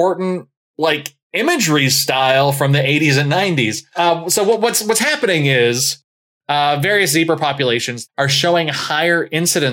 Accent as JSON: {"language": "English", "region": "Maine", "country": "United States", "moved": "yes", "said": "I'm from Maine originally, which is basically just Canadian"}